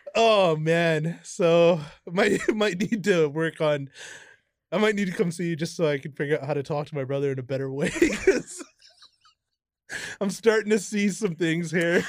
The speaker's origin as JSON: {"language": "English", "town": "Kamloops", "region": "British Columbia", "country": "Canada", "tie": "born or raised there", "also_born_or_lived": "Merritt", "said": "I was ten and we moved from Merritt to Kamloops"}